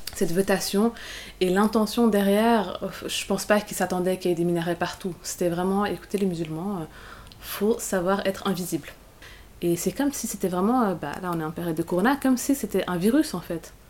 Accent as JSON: {"language": "French", "region": "Geneva", "country": "Switzerland", "tie": "born or raised there", "said": "je suis genevoise, ou je suis suissesse"}